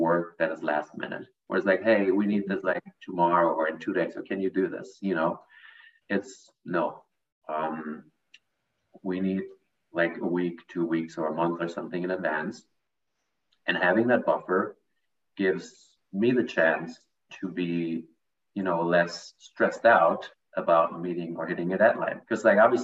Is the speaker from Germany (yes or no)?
yes; Germany; moved away as an adult; now in United States; I'm actually also from Germany. I've been living in the United States for 7 years.